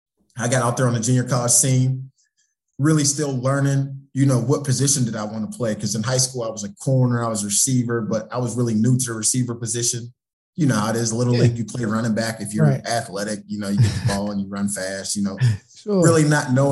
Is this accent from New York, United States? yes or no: no; Pittsburgh, Pennsylvania, United States; being in a football rich area, you know, we're from Pittsburgh